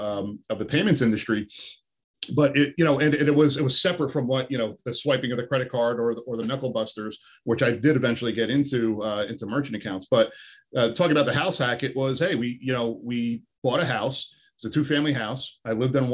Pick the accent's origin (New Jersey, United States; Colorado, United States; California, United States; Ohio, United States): New Jersey, United States; Bloomfield; I grew up in apartments my whole life in Jersey. You know, I grew up in Bloomfield